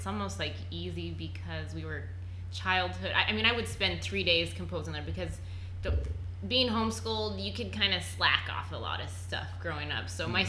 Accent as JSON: {"language": "English", "region": "Montana", "country": "United States", "tie": "born or raised there", "said": "I grew up in Montana"}